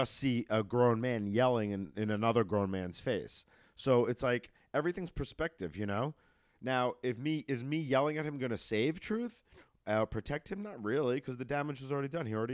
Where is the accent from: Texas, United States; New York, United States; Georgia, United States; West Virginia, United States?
New York, United States; moved away; I'm from New York